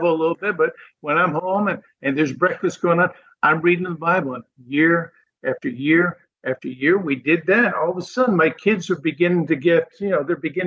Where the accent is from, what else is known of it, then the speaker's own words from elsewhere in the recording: New England, United States; moved away as an adult; now in Florida, United States; I grew up in New England